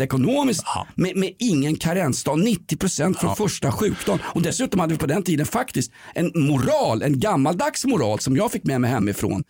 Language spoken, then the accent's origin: Swedish; Sweden; also born or lived in Aspudden, Stockholm; vi svenskar, vi tycker ju om att bli uppläxade